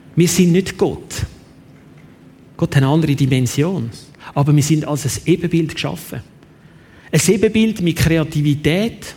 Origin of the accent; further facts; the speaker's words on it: Switzerland; bei uns in der Schweiz